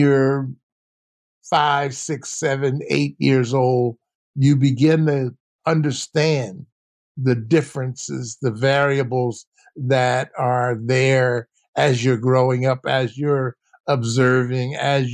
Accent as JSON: {"language": "English", "town": "Philadelphia", "region": "Pennsylvania", "country": "United States", "tie": "born or raised there", "said": "I grew up in South Philly."}